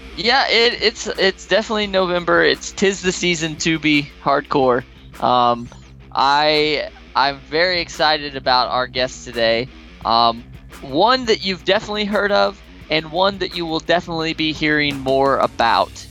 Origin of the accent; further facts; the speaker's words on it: Midwest, United States; growing up in the Midwest